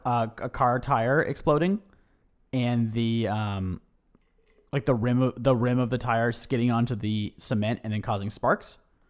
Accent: Mill Valley, California, United States; Scott Dunbar is a man who we grew up with in Mill Valley

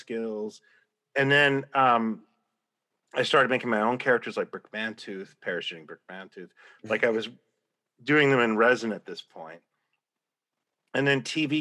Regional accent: Canada; I'm Canadian.

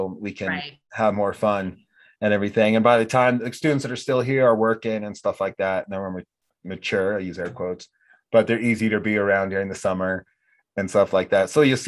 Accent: United States; accent: American; all the Australian girls loved my American accent.

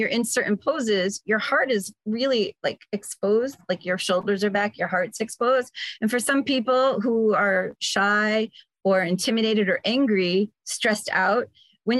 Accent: New York, United States; moved away as an adult; now in Arizona, United States; I'm from New York

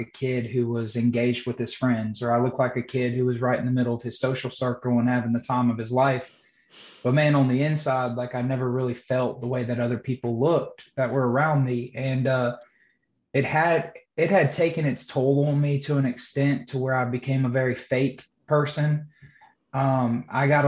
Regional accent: Johnston County, North Carolina, United States; I was born and raised in Johnston County, North Carolina.

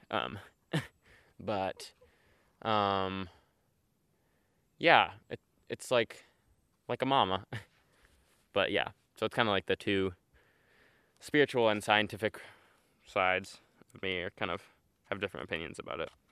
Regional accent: Elk, California, United States; I'm 18, and I grew up in Elk, California, about 40 minutes from here

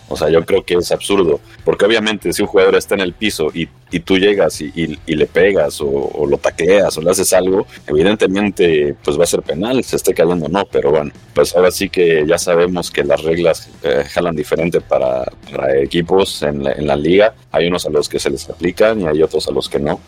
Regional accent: Mexico; como mexicano yo

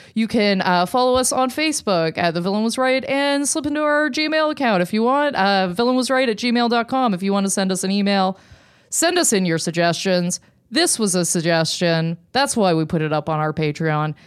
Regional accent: Canada; I am deeply Canadian

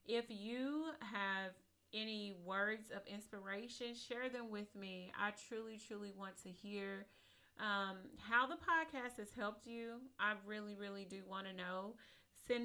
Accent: East Texas, United States; I am from East Texas. I'm a country little girl from East Texas.

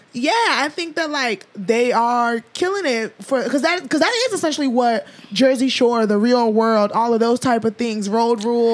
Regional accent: Nigeria; we're Nigerian.

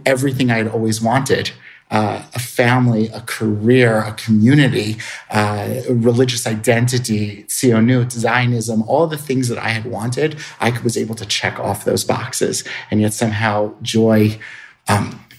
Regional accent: Atlantic City, New Jersey, United States; I grew up in Atlantic City, New Jersey

